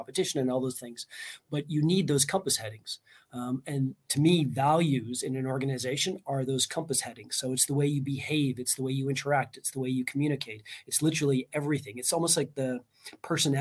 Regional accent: Canada; moved away as an adult; now in Estonia; I'm not Estonian. I'm Canadian, lived and worked in like 8 different countries

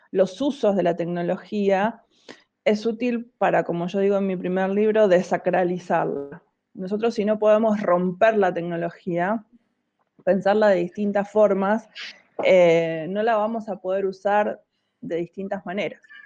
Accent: La Plata, Buenos Aires Province, Argentina; moved away as an adult; now in Buenos Aires, Argentina; en realidad nací en La Plata, en el centro, pero viví mucho tiempo en Tolosa, casi todo el tiempo que viví, todo el tiempo que viví en La Plata, o la mayor parte, viví en Tolosa, sí

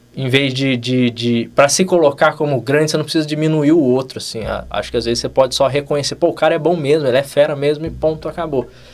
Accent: Cachoeira Paulista, São Paulo, Brazil; sou de Cachoeira Paulista, uma cidadezinha do Vale do Paraíba, 30 e poucos mil habitantes. Então me formei e voltei para minha cidade

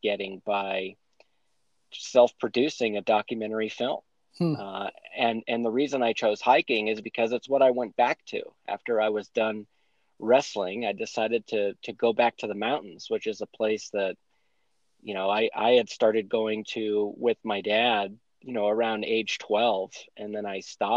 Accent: New Hampshire, United States; moved away as an adult; now in Colorado, United States; I grew up in New Hampshire, lived there my whole life until I moved to Colorado in 2011.

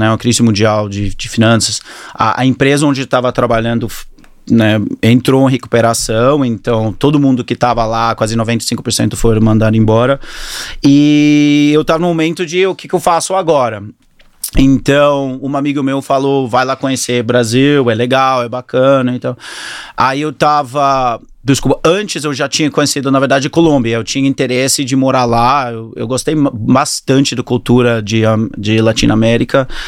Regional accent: Australia; Portuguese is a second language; also born or lived in Auckland, New Zealand; É, nasci na Nova Zelândia, no Auckland, e mudei para a Austrália com 10 anos de idade. Meu pai preferiu muito mais a Austrália.

